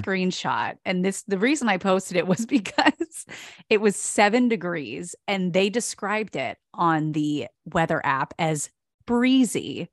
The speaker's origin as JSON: {"language": "English", "region": "East Coast", "country": "United States", "moved": "yes", "said": "I'm from the East Coast"}